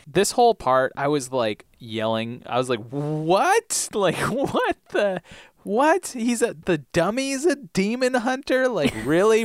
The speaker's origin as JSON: {"language": "English", "region": "Vermont", "country": "United States", "tie": "born or raised there", "said": "Growing up in Vermont"}